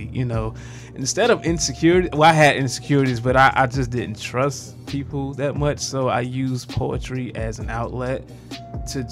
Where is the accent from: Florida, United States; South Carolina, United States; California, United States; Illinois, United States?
South Carolina, United States; Winnsboro; I'm actually from Winsboro, South Carolina. I went to Fairfield Central High School.